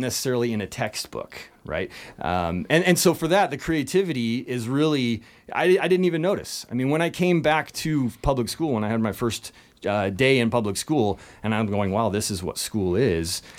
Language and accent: English; Leavenworth, Washington, United States; I was born in Leavenworth, And this is a Bavarian village up in, uh, the Washington, central Washington area